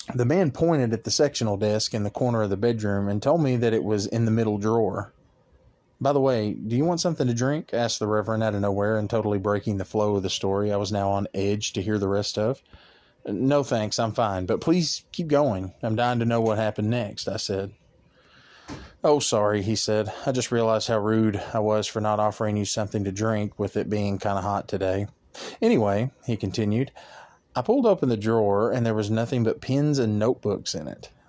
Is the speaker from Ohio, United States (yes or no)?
no; Arkansas, United States; my home state of Arkansas